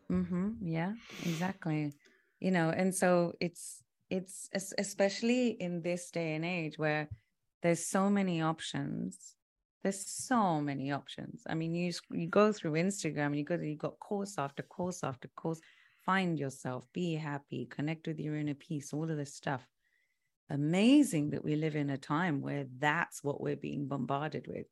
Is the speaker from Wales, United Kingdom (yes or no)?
no; London, United Kingdom; so I'm British. I was, I was born in London.